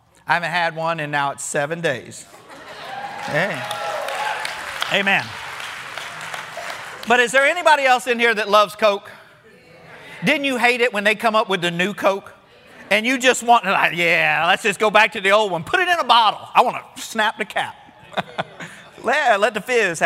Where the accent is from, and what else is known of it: Florida, United States; born or raised there